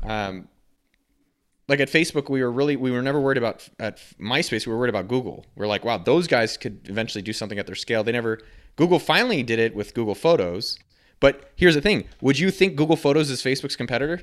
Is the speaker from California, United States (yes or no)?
yes; Silicon Valley, California, United States; I grew up in Silicon Valley